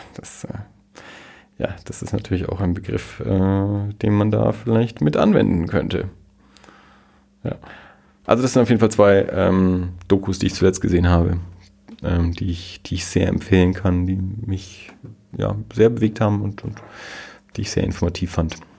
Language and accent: German; Germany; wir als Deutsche